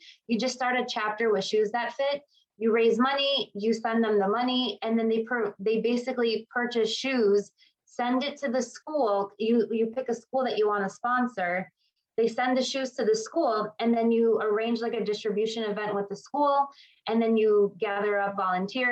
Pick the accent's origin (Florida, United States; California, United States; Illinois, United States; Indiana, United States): Illinois, United States; Chicago; I was born and raised in Chicago, pretty much have been here my whole life